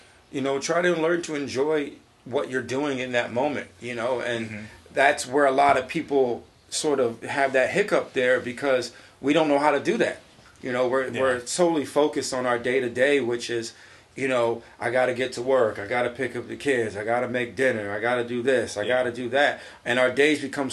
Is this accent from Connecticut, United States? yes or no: yes; New Britain, Connecticut, United States; moved away; I was back in my hometown in New Britain